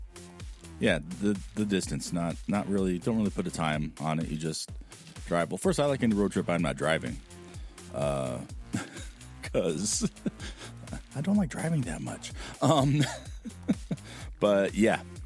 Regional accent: San Clemente, California, United States; growing up in San Clemente

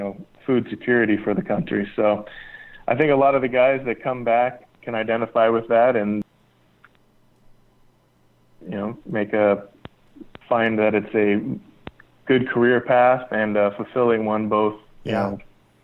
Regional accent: California, United States; also born or lived in Las Vegas, Nevada; now in Oxnard, United States; I grew up in California and, you know, Las Vegas

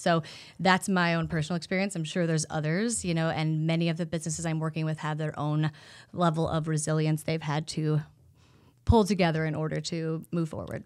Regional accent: Iowa, United States; Growing up in Iowa

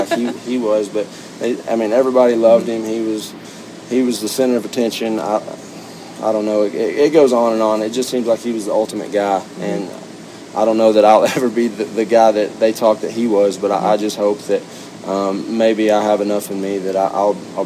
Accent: Stephenville, Texas, United States; I was born and raised right there in Stephenville

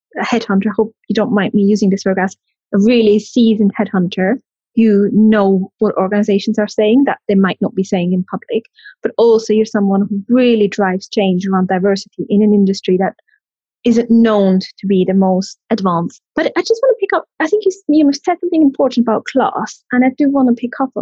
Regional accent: Switzerland; now in United Kingdom; I'm from Switzerland

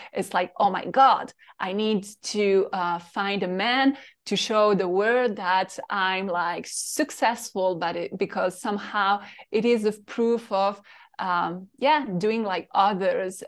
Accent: Paris, Île-de-France, France; English is a second language; moved away as an adult; I'm French from Paris, and I grew in this little town, as you know, very boring

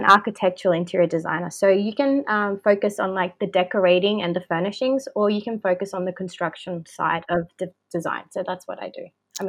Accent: Australia; also born or lived in Chile / Brisbane; I was born in Chile and came to Australia when I was 6. So my family migrated here. And yeah, so I call myself Australian

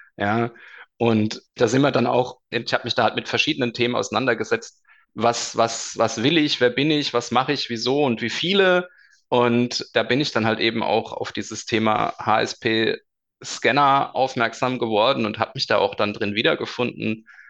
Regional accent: Darmstadt, Hesse, Germany; also born or lived in Bavaria (Munich/Rosenheim area); now in Bavaria, Germany; komme gebürtig aus Darmstadt, lebe jetzt seit längerem schon in Bayern

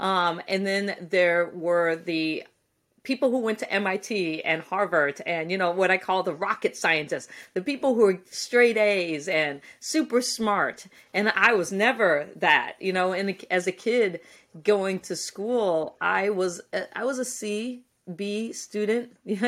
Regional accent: Guam; born there; You know, I was born on Guam because my dad was working at the NASA tracking station during the Apollo missions.

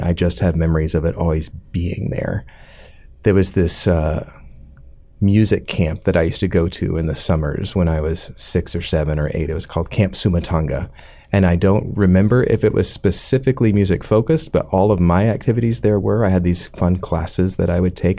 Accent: Atlanta, Georgia, United States; born or raised there; also born or lived in Alabama

